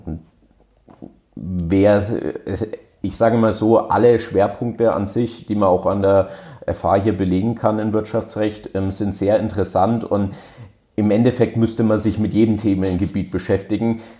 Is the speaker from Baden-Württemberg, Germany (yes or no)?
no; Hof, Bavaria, Germany; ich komme selber aus der Region, also ich komme auch direkt aus Hof, ähm, bin hier auch zur Schule gegangen